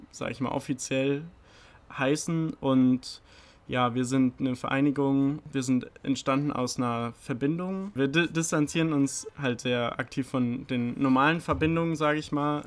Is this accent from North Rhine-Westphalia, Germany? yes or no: no; Oberursel, Hesse, Germany; moved away as an adult; now in Heidelberg, Germany; Ich komme ursprünglich aus Oberursel, bin jetzt aber schon seit zweieinhalb Jahren hier in Heidelberg